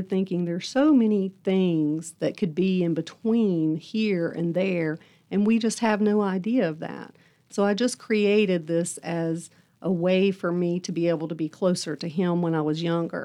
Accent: Buchanan County, Virginia, United States; also born or lived in Tampa, Florida; I was born in Tampa, Florida. And when I was 1 year old, my mom remarried, and we moved to Buchanan County, Virginia.

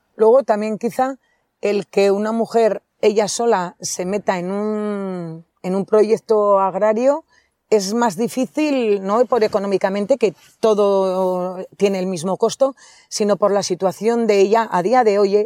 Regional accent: Villatuerta, Navarre, Spain; moved away as an adult; also born or lived in Cirauqui; en mi pueblo, Villatorta. Llegué a Cirauqui, que me casé y fui ahí.

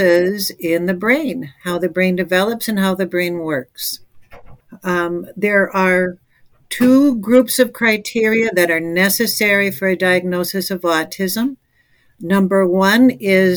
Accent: Minnesota, United States; moved away; also born or lived in Chicago, Illinois; I moved from Minnesota, where I was growing up, to Chicago.

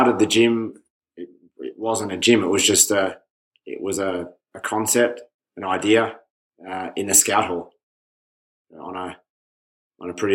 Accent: Stawell, Victoria, Australia; So I'm from Stawell, which is 3 hours west of Melbourne. Small country town with one option.

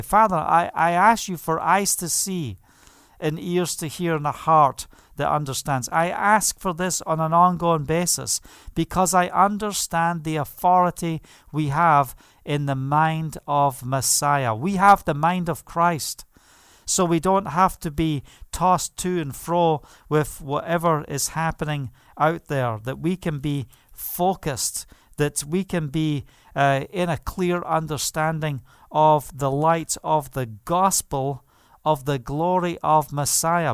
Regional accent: Scotland, United Kingdom; moved away; I am proud and blessed to be Scottish.

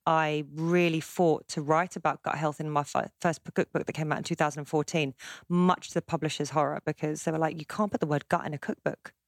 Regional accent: Surbiton, London, United Kingdom; I live in London. I grew up mostly in southwest London, so it's called Greater London now, as London keeps expanding. In a place called Surbiton, part of Kingston, near Wimbledon.

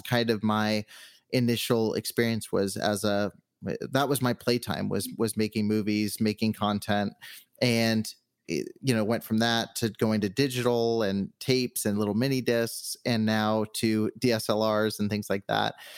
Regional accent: Southern California, United States; moved away as an adult; now in Henderson, United States; I've always been on the West Coast, so I grew up in Southern California, but I've been here for the last uh, six months or so

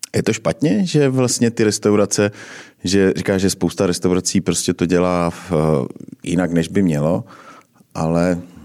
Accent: Czechia; my obecně jako Češi

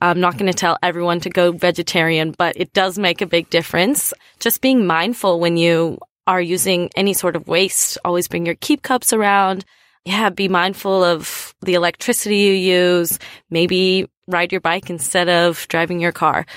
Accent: United States; now in Australia; I'm from the United States.

